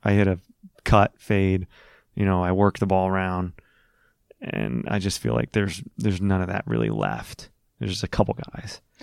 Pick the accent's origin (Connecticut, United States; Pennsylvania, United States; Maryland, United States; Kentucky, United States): Pennsylvania, United States; Philadelphia; growing up in Philly, playing Huntington Valley, playing Philly country